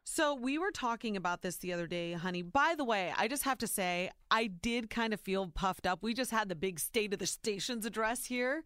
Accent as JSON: {"language": "English", "region": "Ohio", "country": "United States", "tie": "born or raised there"}